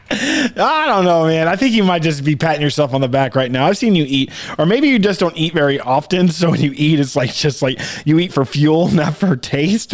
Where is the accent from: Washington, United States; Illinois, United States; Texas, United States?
Texas, United States; South; me growing up in South Texas